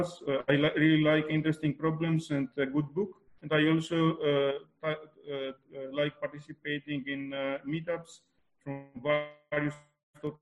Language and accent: English; Greece; moved away as an adult; now in Germany; I was born in Greece